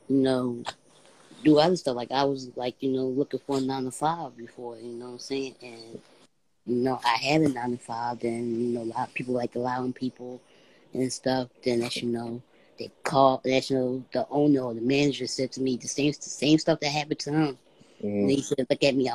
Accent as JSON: {"language": "English", "town": "Philadelphia", "region": "Pennsylvania", "country": "United States", "said": "I came from Philadelphia, PA."}